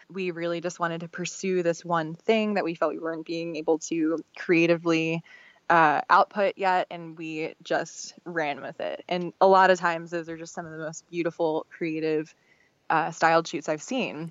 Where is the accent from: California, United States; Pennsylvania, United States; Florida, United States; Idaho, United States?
Pennsylvania, United States; Philadelphia; moved away as an adult; now in Austin, United States; I'm from Philadelphia, um, and I moved to Austin almost five years ago now.